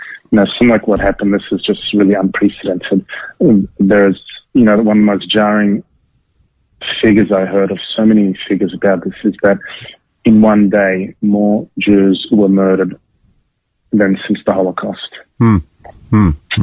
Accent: Sydney, New South Wales, Australia; moved away as an adult; now in Tel Aviv, Israel; I grew up in Bondi. I grew up in Sydney. Definitely missing Australia.

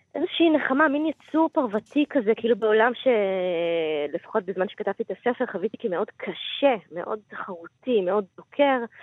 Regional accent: Gan HaTikva, Central District, Israel; אני באה ממשפחה רוגנית, אה, נחמדה, מגן התקווה

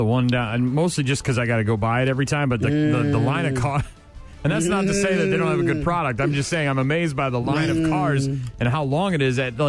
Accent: Nashua, New Hampshire, United States; moved away; I grew up in Nashua, New Hampshire

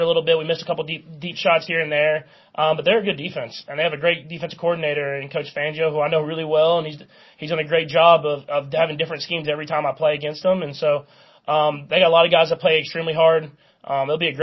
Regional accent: Texas, United States; moved away as an adult; now in Kansas City, United States; I grew up in Texas

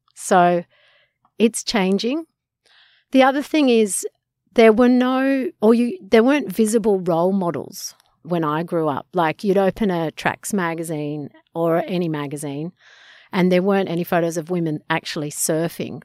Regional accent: Sydney, New South Wales, Australia; I grew up in Coogee

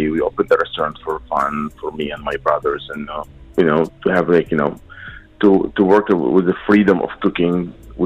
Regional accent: Aleppo, Aleppo Governorate, Syria; now in Dubai, United Arab Emirates; We are from Aleppo, too

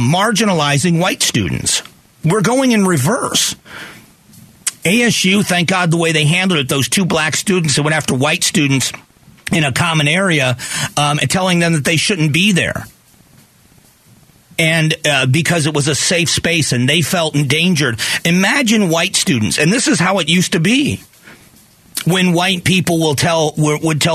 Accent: the South, United States; I grew up in the South in the late 1970s and the early 1980s

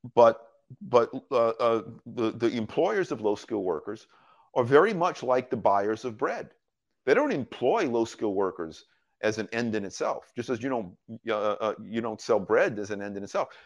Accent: United States; My first job as an American in the United States, I was seventeen years old

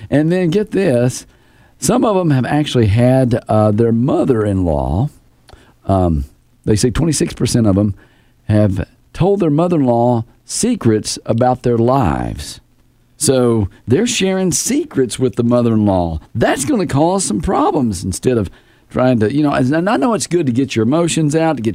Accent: Southern California, United States; I'm from Southern California

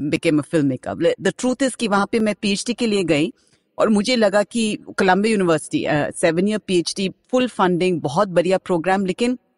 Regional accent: West Bengal, India; first language Bengali; Hindi is a second language; मैं पहले आपको ये बताना चाहती हूँ कि मैं बंगाली हूँ तो मेरा हिंदी बहुत बुरी है

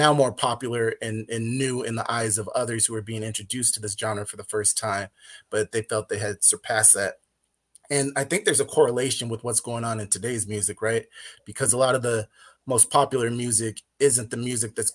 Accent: Inland Empire, Southern California, United States; I grew up in the West Coast during the early 90s

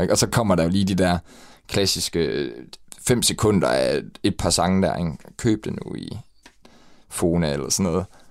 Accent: Ebeltoft, Central Denmark Region, Denmark; jeg er opvokset i Æbeltoft, ude ved Syddjurs.

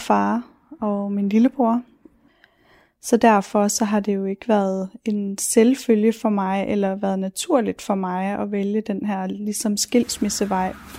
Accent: Ilskov, Central Denmark Region, Denmark; moved away as an adult; now in Vejle, Denmark; Jeg voksede op i Ilskov, øh, en lille bitte by i Midtjylland

